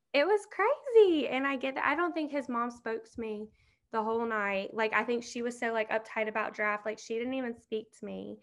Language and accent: English; Southaven, Mississippi, United States; also born or lived in Hernando, Mississippi; I'm from South Haven, but I mean, it's like the same thing basically. We went to the same high school